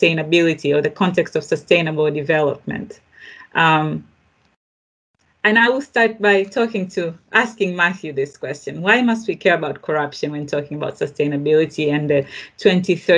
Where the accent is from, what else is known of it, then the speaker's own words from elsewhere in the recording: Tanzania; I grew up in Tanzania myself